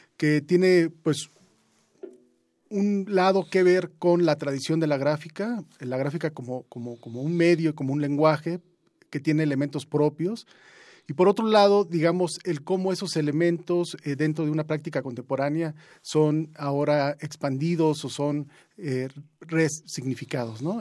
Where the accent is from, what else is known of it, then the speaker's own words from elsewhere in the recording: Juchitán, Oaxaca, Mexico; now in Mexico City, Mexico; yo vengo de Juchitán, pero también he crecido mucho tiempo aquí en la Ciudad de México